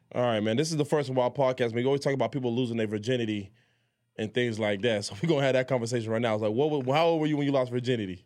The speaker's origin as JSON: {"language": "English", "town": "Miami", "region": "Florida", "country": "United States", "tie": "born or raised there", "also_born_or_lived": "Jamaica", "said": "I was born in Jamaica, I was moved to Miami"}